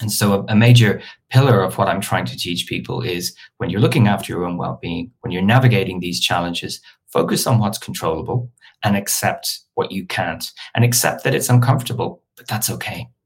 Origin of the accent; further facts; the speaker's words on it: Dublin, Leinster, Ireland; moved away as an adult; now in London, United Kingdom; I'm originally from Dublin and I came to London for one year to do my master's. And 20 years later, I'm, I'm still here.